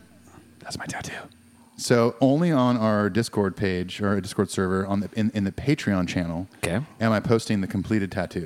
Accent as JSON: {"language": "English", "region": "California", "country": "United States", "tie": "born or raised there", "moved": "yes", "said": "growing up in California."}